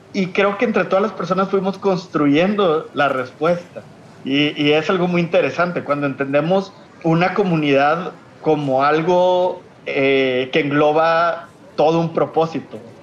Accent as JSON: {"language": "Spanish", "town": "Monterrey", "region": "Nuevo León", "country": "Mexico", "said": "soy de Monterrey, Nuevo León. Creo que se me nota en el acento"}